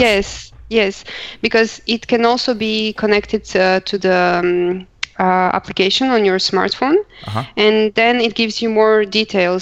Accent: Croatia; moved away as an adult; now in Luxembourg; I come from Croatia, but I live already for um, more than four years in Luxembourg

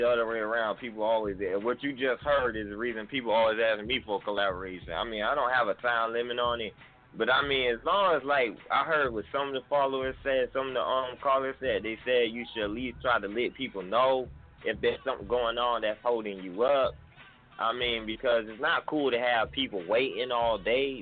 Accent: Atlanta, Georgia, United States; now in Sumter, United States; I'm actually calling from Sumter, South Carolina, but I'm from Atlanta, Georgia as well

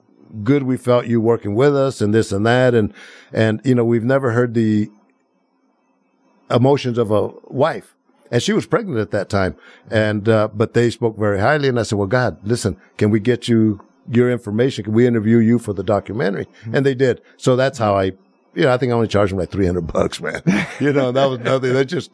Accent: Planada, California, United States; I make it known that I'm from the San Joaquin Valley. I know. Planada.

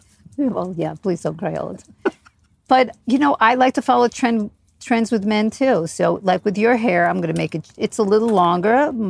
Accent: New York, East Coast, United States; I grew up on the East Coast, obviously. I lived in New York for most of my life. And I was lucky enough to move to Chelsea when Chelsea was a very really trendy, cool area, really rock and roll.

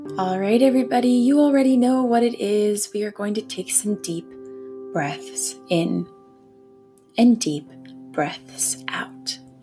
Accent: Leamington, Ontario, Canada; I was born in Leamington, Ontario

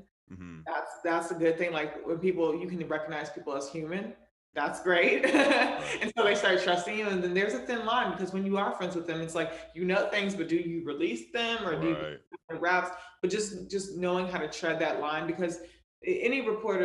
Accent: Raleigh, North Carolina, United States; now in New York City, United States; I'm from Raleigh, born and raised

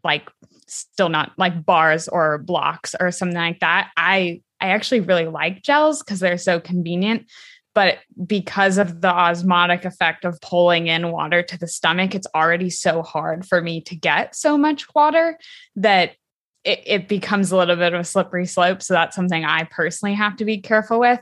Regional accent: Southern California, United States; now in Park City, United States; I grew up in Southern California

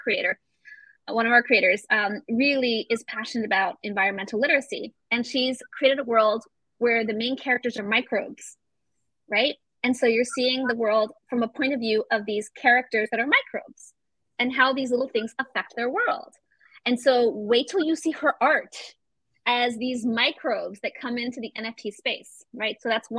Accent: Florida, United States; also born or lived in Venezuela; I grew up in Florida a chunk of my life. So Disney World was like, or I was all the time. And I was like, I don't have anything Latino. I always wondered, you know? And then when I went to live in Venezuela

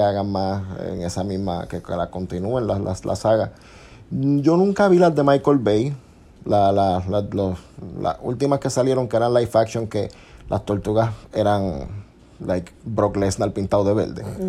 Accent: Puerto Rico; nosotros somos de Puerto Rico

